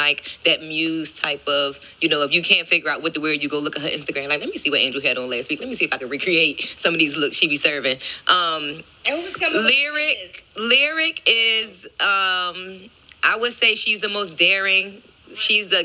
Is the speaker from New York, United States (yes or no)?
no; Philadelphia, Pennsylvania, United States; moved away; I'm from Mount Airy, like Stinton Avenue, Upsall Street area